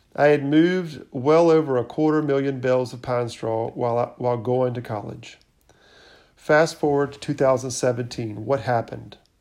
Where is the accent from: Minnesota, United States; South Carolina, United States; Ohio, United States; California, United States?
South Carolina, United States; Irmo; I grew up in the Irmo area, was a middle child